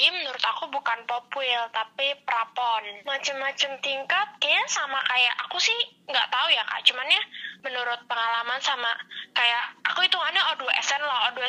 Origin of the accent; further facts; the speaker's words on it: Serang, Banten, Indonesia; terus lawan kabupaten Serang, aku dari kota Serang gitu, terus lawan banyak dari Lebak kayak gitu.